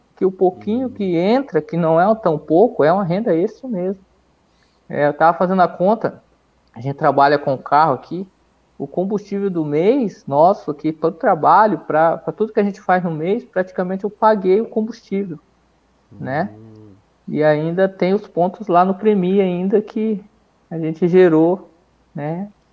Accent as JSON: {"language": "Portuguese", "country": "Brazil", "said": "a gente é brasileiro"}